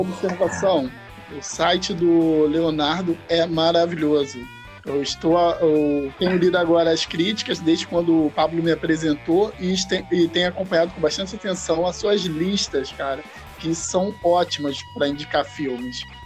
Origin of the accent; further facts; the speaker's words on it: Itaguaí, Rio de Janeiro, Brazil; sou do Rio de Janeiro, Itaguaí.